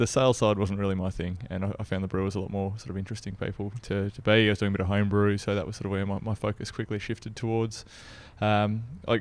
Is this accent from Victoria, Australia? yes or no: yes; Melbourne, Victoria, Australia; moved away as an adult; also born or lived in Berlin / New South Wales; being from Melbourne, originally